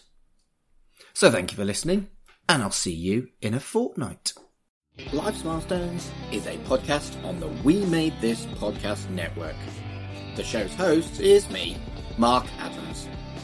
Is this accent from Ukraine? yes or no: no; United Kingdom; I'm British